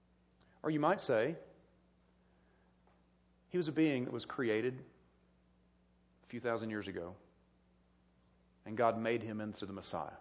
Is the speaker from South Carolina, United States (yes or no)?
yes; South Carolina, United States; moved away; I grew up in South Carolina